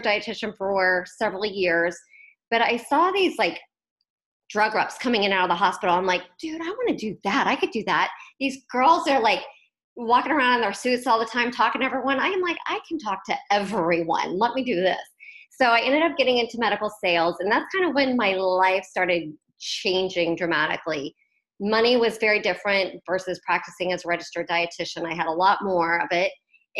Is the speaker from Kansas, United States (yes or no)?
yes; Wichita, Kansas, United States; I grew up in Wichita, Kansas